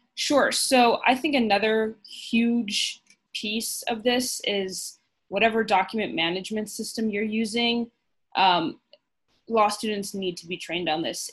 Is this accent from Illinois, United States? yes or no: yes; Chicago, Illinois, United States; I am from Chicago and I've met my boss in Chicago